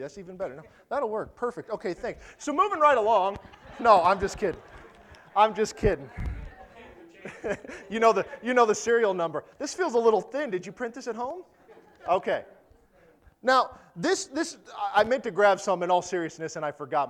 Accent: United States; we're American

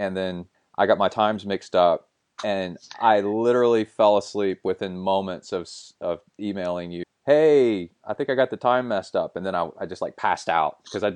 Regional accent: United States; moved away; also born or lived in Houston, Texas; I grew up in East Tennessee, Alabama, Northern Alabama

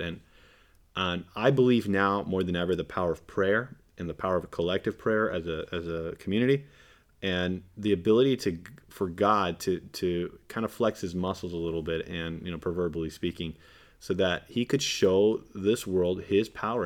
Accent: California, United States; I'm a Californian

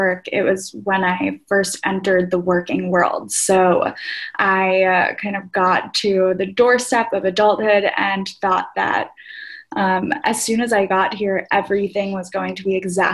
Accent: outside of New York City, United States; I grew up outside of New York City to parents of my parents immigrated here from Greece

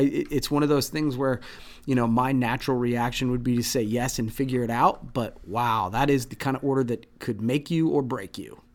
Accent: Midwest, United States; growing up in the Midwest

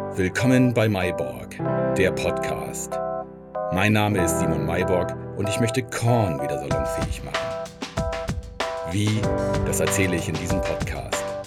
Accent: Lindern, Lower Saxony, Germany; now in Hamburg, Germany; Ich komme aus dem Oldenburger Münsterland, aus dem beschaulichen Dorf Lindern im Landkreis Kloppenburg

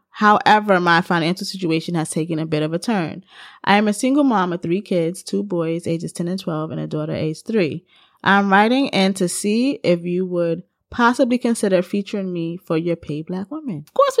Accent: New York, United States; in my whole life, living in New York and being a New Yorker and engaging with your lovely cuisine

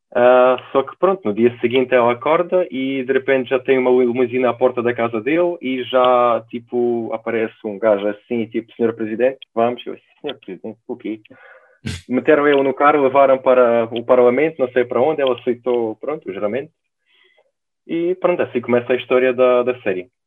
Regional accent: Ukraine; Portuguese is a second language; now in Portugal; eu sou ucraniano, sou da Ucrânia

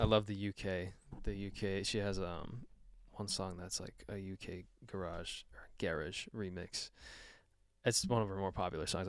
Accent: Canada; I'm, I'm Canadian

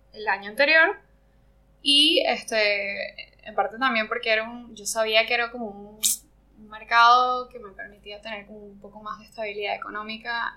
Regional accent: Margarita Island, Nueva Esparta, Venezuela; moved away as an adult; also born or lived in Caracas, Venezuela; yo soy venezolana. Yo me crié en una isla eh, al norte de, Venezuela que se llama Margarita

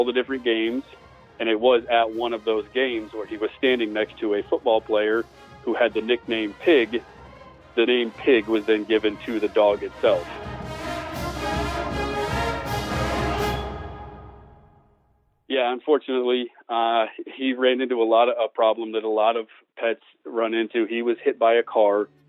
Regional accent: Des Moines, Iowa, United States; now in Brenham, United States; I'm from Des Moines, Iowa, originally. I live in Brenham, Texas now.

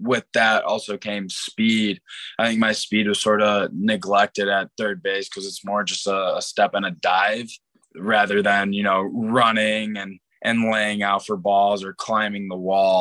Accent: Chicago, Illinois, United States; I'm from Chicago

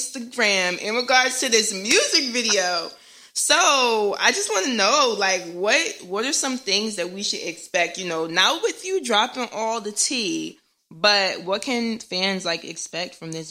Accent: New Jersey, United States; I'm from North Jersey

